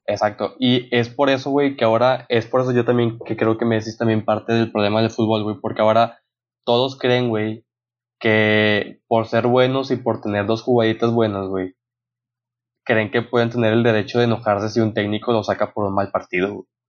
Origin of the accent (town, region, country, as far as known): Mexico